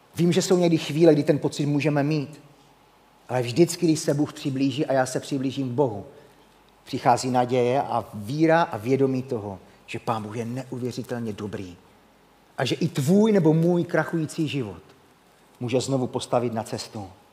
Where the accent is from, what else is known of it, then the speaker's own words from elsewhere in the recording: Havířov, Moravian-Silesian Region, Czechia; moved away as an adult; now in Rožnov pod Radhoštěm, Czech Republic; jsem z Rožnova pod Radoštěm, ale nenechte se mílit, původně jsem Havířovák, takže v mém eh, přízvuku, když na to zapomenu, to sem tam se objeví